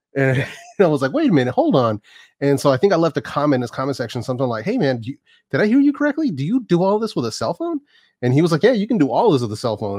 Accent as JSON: {"language": "English", "town": "Oakland", "region": "California", "country": "United States", "tie": "born or raised there", "also_born_or_lived": "San Francisco", "said": "born and raised out here, man. I was born in San Francisco, raised in the Bay Area my whole life"}